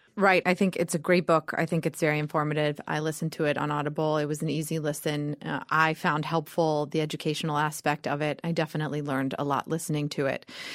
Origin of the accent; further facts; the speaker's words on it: Georgia, United States; I grew up in Georgia, the daughter of an English